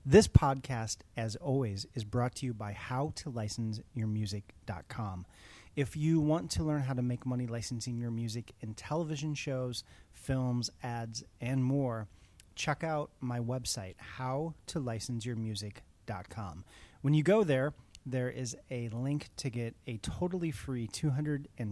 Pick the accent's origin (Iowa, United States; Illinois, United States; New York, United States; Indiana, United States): Illinois, United States; Chicago; I'm a fellow Chicagoan. I'm from Chicago